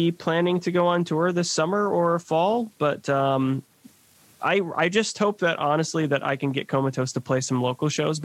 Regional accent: Rochester, Minnesota, United States; we're from Rochester, Minnesota

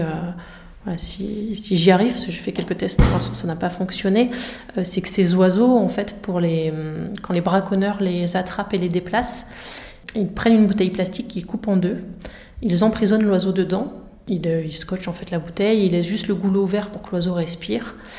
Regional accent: Somme, Hauts-de-France, France; des marais de la Somme, donc dont je, enfin, région dont je suis originaire

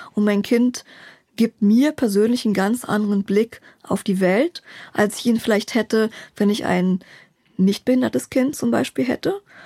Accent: Berlin, Germany; Ich bin Berlinerin, genau. Hier geboren

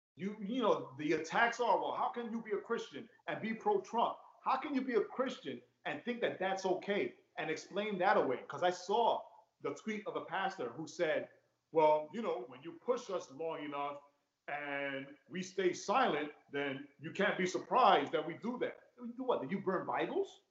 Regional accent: New York, United States; growing up in New York

